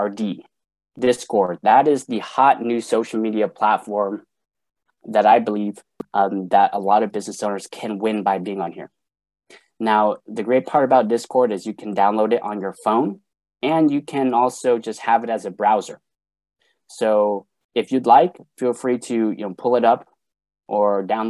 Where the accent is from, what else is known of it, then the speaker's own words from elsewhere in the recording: Sacramento, California, United States; I'm from Sacramento, California